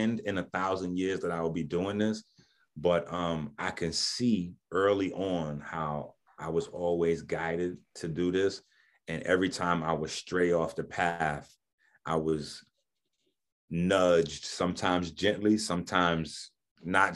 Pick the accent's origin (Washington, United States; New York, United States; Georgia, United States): New York, United States; New York City; I'm from the Bronx